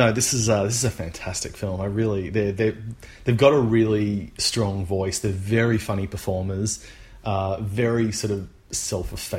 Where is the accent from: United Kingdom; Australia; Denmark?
Australia; As an Australian